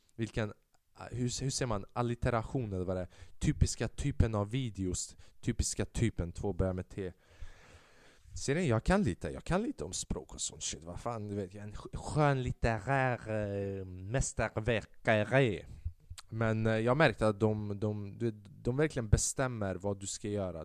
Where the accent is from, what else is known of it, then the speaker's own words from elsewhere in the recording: Sweden; jag var född i Sverige